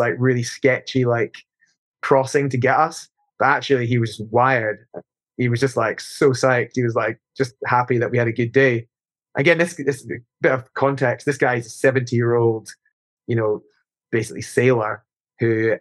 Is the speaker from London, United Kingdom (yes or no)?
no; Edinburgh, Scotland, United Kingdom; as a young climber growing up in Edinburgh, that was where I climbed